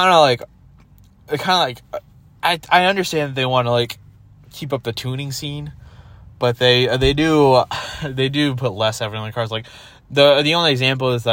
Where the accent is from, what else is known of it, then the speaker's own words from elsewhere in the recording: Colorado, United States; we're from Colorado